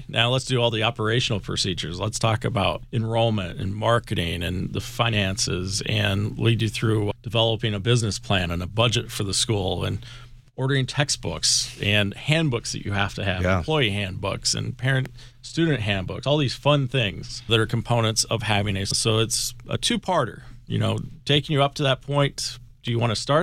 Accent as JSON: {"language": "English", "region": "Nebraska", "country": "United States", "tie": "born or raised there", "also_born_or_lived": "Maryland", "moved": "yes", "said": "growing up in Nebraska"}